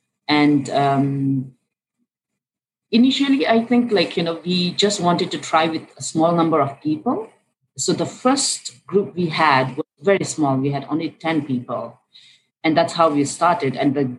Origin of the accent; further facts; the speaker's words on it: Bhutan; In Bhutan.